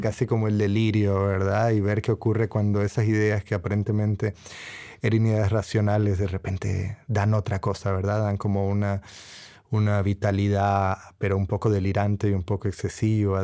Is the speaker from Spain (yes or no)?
no; Costa Rica; moved away as an adult; also born or lived in Puerto Rico / United States; now in Cambridge, United Kingdom; soy de dos países, ¿verdad? Nací en Costa Rica, mi padre es tico, mi madre es boricua, puertorriqueña